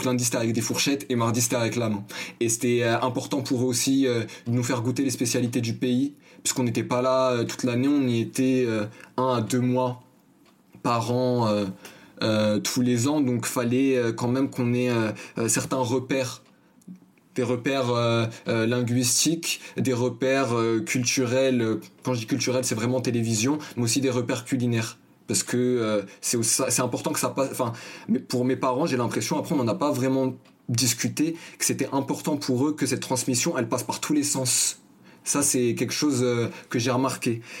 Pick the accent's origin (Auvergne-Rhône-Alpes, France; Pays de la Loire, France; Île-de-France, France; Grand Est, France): Île-de-France, France; Paris; also born or lived in Asnières; Comme je l'ai dit, je suis né à Agnières, j'ai fait un bref euh, des tours euh, dans le quartier de la Goutte d'Or, dans le 18e arrondissement, jusqu'à mes 5 ans.